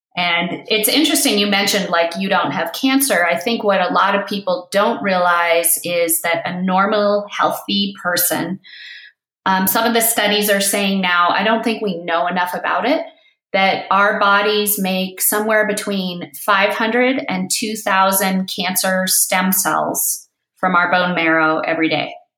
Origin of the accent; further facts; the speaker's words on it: East Coast, United States; moved away; also born or lived in Crested Butte, Colorado; I was born on the East Coast